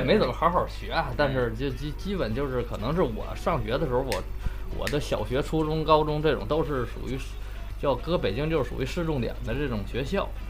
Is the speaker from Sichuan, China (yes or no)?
no; Shenyang, Liaoning, China; now in Beijing, China; 我们老家沈阳也有嗯，就是学校边上有避风塘